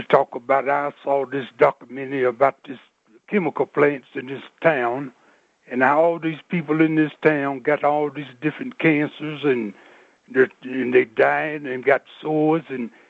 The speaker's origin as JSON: {"language": "English", "region": "West Virginia", "country": "United States", "said": "And to be me, I'm 59, and I came from West Virginia."}